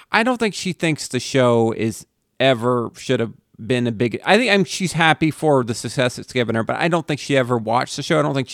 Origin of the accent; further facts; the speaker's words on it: Texas, United States; I grew up in parts of Texas.